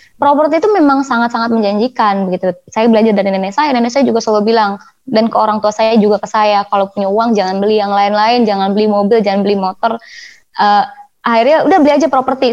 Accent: Jakarta, Indonesia; also born or lived in Bandung; kuliah saya di Bandung rumah saya di Jakarta Selatan

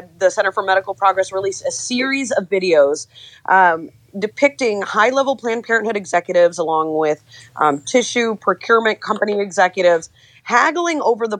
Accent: California, United States; It's very, very concerning as a Californian.

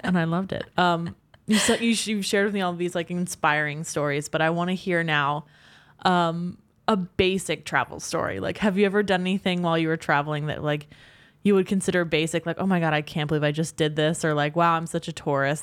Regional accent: Pennsylvania, United States; now in New York City, United States; I'm from Pen, Pennsylvania where it's a very beautiful landscape

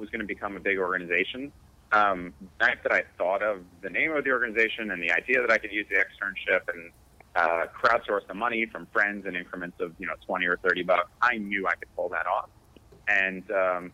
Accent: Connecticut, United States; also born or lived in New York; I grew up in Connecticut

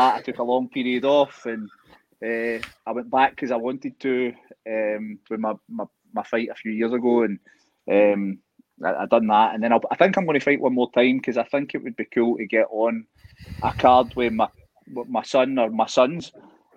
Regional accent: Scotland, United Kingdom; I'm Scottish

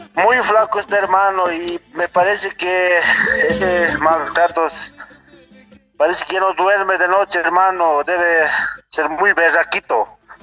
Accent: Apolo, La Paz, Bolivia; desde Apolo, Bolivia

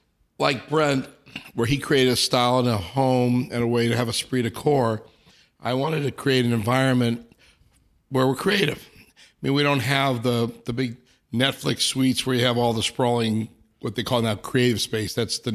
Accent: Los Angeles, California, United States; I grew up in Encino.

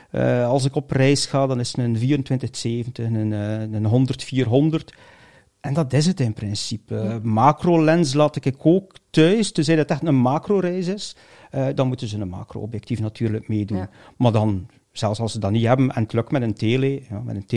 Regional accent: Bruges, West Flanders, Belgium; born there; Brugge. Brugge.

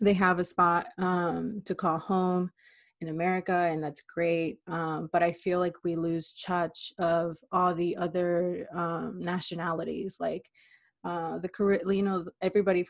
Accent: Clearwater, Florida, United States; moved away as an adult; now in Miami, United States; I am from Pinellas County in Clearwater, Florida

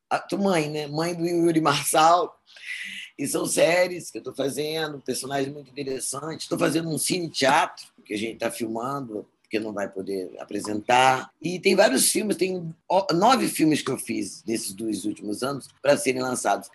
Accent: Espírito Santo, Brazil; no Espírito Santo, sou capixaba mesmo, sou capixabista

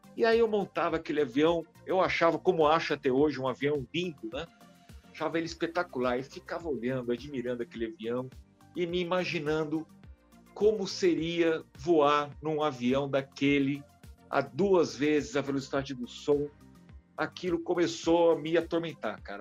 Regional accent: São José do Rio Preto, São Paulo, Brazil; moved away as an adult; now in São Paulo, Brazil; eu morava no interior, morava em Rio Preto, eu sou, sou lá de São José do Rio Preto, no interior de São Paulo

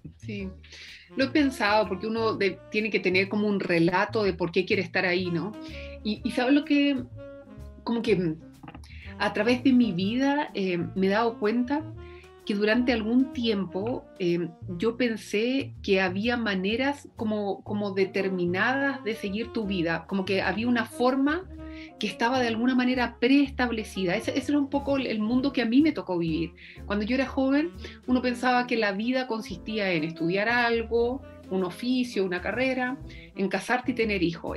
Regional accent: Concepción, Biobío, Chile; also born or lived in Santiago; porque venía del sur, porque no sabían dónde yo vivía, o sea, no sabían dónde quedaba Concepción

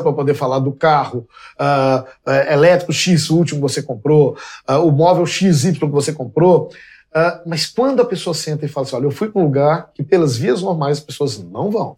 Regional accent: Belo Horizonte, Minas Gerais, Brazil; Porque eu nasci em Belo Horizonte, no, em fins dos, dos anos 60, é, fui uma criança de uma Belo Horizonte que não existe mais

